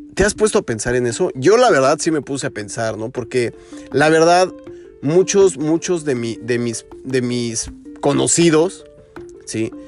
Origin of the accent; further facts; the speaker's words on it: Mexico; now in United States; como en mi país, como en México